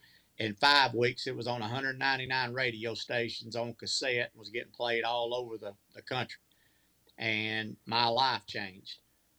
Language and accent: English; Georgia, United States; I grew up in Georgia.